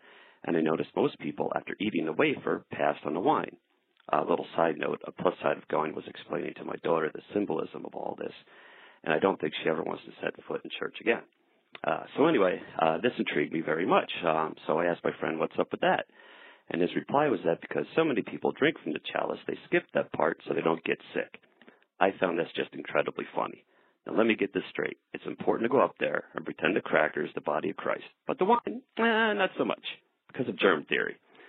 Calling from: Albany, New York, United States; Hello, Frank and Dan. … I'm from Albany, New York.

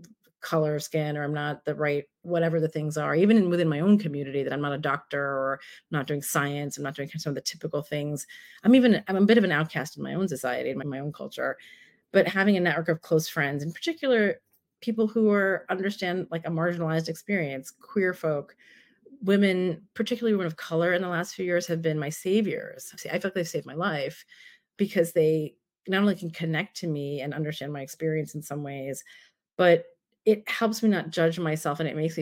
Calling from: San Francisco, California, United States; And I am talking from San Francisco.

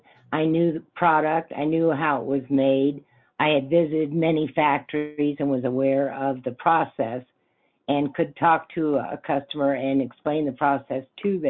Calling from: Grand Junction, Colorado, United States; Grand Junction, Colorado.

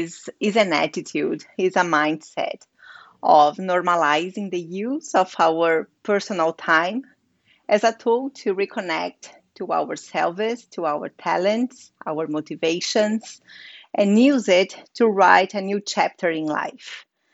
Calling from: Sitges, Catalonia, Spain; I'm speaking from Sitges. It's a small village near to Barcelona, Spain. So it's just by the sea at the Mediterranean. So it's a very gorgeous village here.

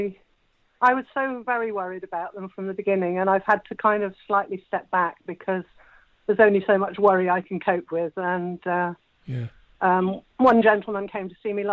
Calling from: Wiltshire, South West England, United Kingdom; I'm calling from Wiltshire

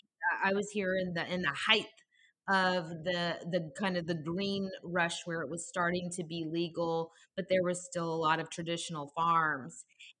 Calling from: California, United States; Well, I am currently in Humboldt County, which is in Northern California.

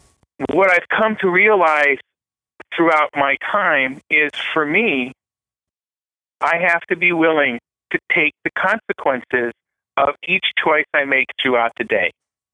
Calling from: Riverside, California, United States; I'm calling from Riverside, California.

